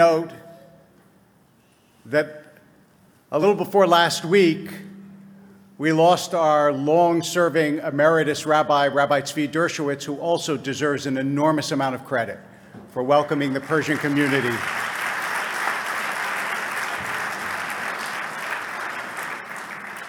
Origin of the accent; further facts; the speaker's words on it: United States; I was born in America.